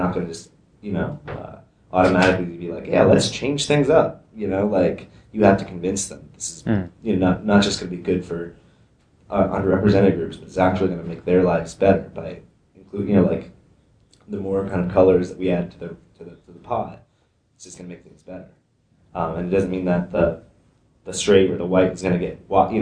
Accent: Vermont, United States; moved away; also born or lived in New York / West Coast; I was born here in New York, but I grew up in Vermont my entire life

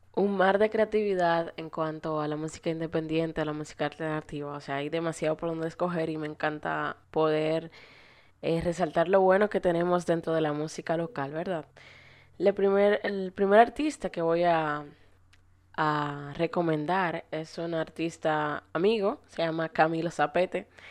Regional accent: Dominican Republic; nosotros como dominicanos

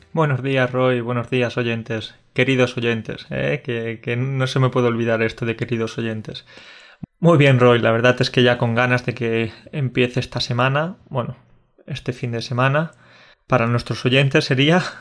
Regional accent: Spain; un español habla inglés, lo cierto es que tenemos ese, ese acento así especial

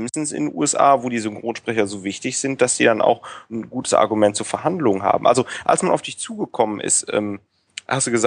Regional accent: Rhineland, Germany; Man hört ja, ich komme aus dem Rheinland.

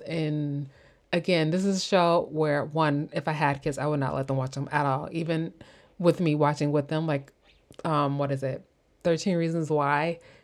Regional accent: Chicago, Illinois, United States; I'm from Chicago

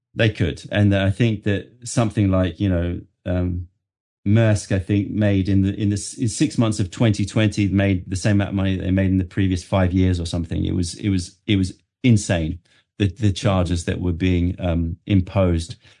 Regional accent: London, United Kingdom; also born or lived in New York, United States; being born and brought up in London

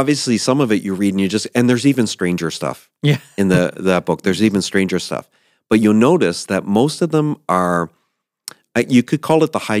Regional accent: East Coast, United States; And I grew up on the East Coast in the ocean.

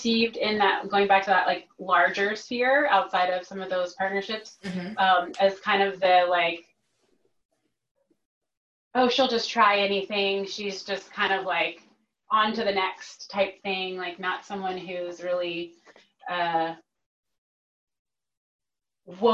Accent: Texas, United States; moved away as an adult; I'm from Texas originally. I moved out here 10 years ago

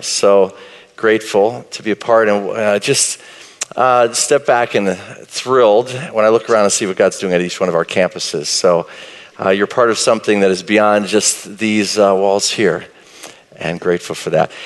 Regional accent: Marshall, Texas, United States; I grew up in East Texas, Marshall, Texas, a little town south of Texarkana

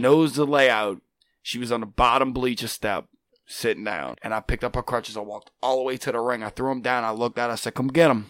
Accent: Chalmette, Louisiana, United States; I'm from Shalmet. I'm a Shalmatian sensation

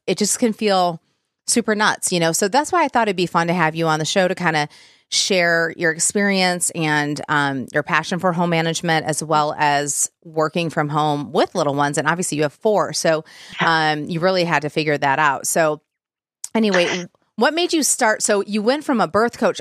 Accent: Plymouth Livonia area, Michigan, United States; I'm from like the Plymouth Livonia area

